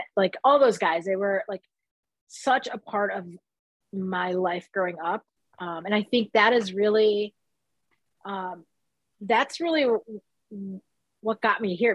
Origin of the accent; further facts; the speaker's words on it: Detroit, Michigan, United States; I grew up in Southwest Detroit.